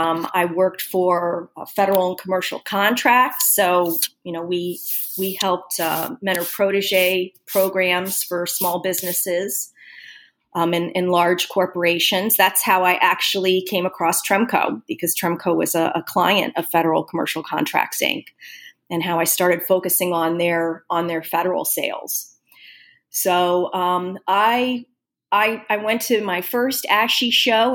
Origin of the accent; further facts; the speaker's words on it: Florida, United States; moved away as an adult; also born or lived in Ohio; now in Portland, United States; growing up in Florida